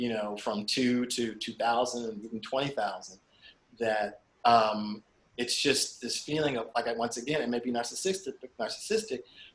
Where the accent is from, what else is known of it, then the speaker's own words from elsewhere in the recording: Springfield, Massachusetts, United States; I grew up in Springfield, Massachusetts